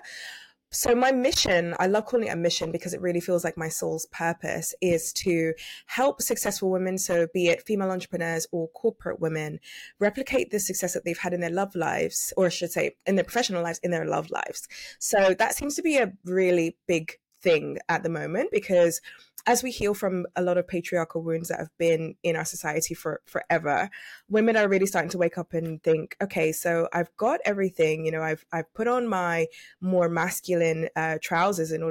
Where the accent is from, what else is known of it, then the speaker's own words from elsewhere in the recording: United Kingdom; also born or lived in London; I'm actually British